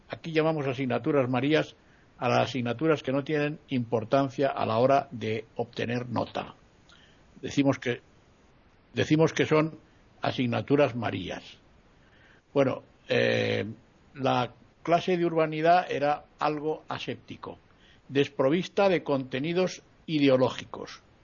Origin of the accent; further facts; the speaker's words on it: Spain; mi país